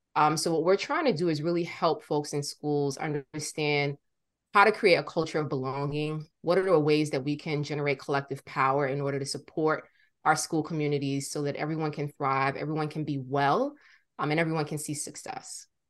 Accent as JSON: {"language": "English", "town": "New York City", "region": "New York", "country": "United States", "tie": "born or raised there", "said": "born and raised in Brooklyn"}